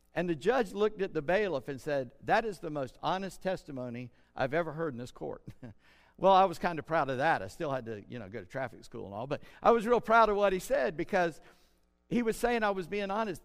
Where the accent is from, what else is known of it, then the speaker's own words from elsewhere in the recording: South Carolina, United States; I'm from Scott Irish descent and a Southern South Carolina redneck.